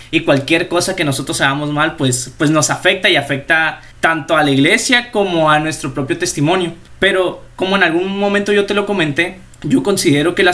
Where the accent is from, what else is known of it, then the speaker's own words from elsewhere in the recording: La Paz, Baja California Sur, Mexico; tengo 19 años de edad, eh, soy originario de La Paz, Baja California Sur.